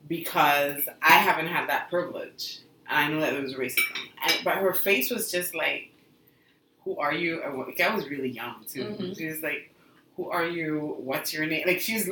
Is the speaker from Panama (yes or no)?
yes; Panama; moved away; I'm from Panama